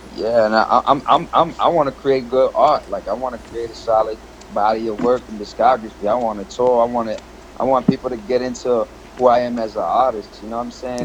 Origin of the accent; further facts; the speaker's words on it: United States; also born or lived in Paris, France / Comoros; my family moved to uh, to D.C. and Maryland area. So I grew up there